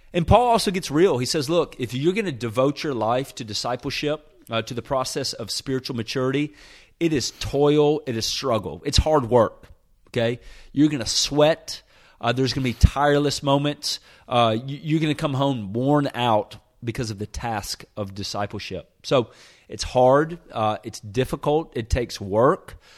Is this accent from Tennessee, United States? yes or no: yes; Nashville, Tennessee, United States; moved away as an adult; also born or lived in Birmingham, Alabama; I was born and raised in Nashville, Tennessee